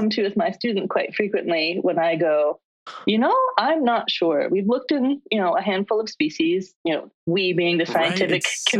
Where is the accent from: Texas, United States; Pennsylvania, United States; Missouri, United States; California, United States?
California, United States; moved away as an adult; also born or lived in Georgia / Ithaca, New York; So I growing up out in California, I had never seen the Milky Way until I moved out to the East Coast. And we moved to Ithaca for my postdoc.